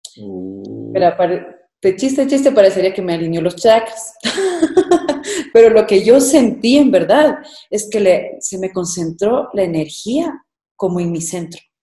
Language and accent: Spanish; Ecuador; como ecuatorianos